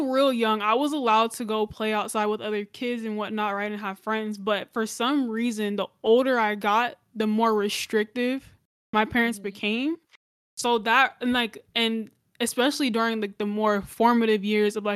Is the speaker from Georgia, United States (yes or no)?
yes; Gwinnett County, Georgia, United States; born or raised there; also born or lived in Cobb County, Georgia